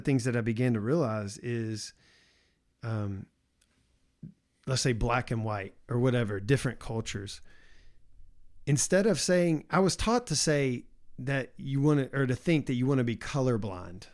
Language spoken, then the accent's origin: English; the South, United States; growing up as how I grew up in the South